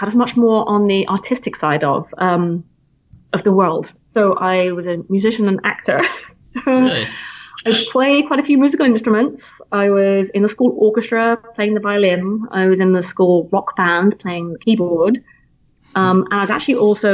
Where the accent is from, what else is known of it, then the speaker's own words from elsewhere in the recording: Plymouth, South West England, United Kingdom; accent: British; moved away as an adult; now in United States; I'm from Plymouth originally, which is in the southwest coastline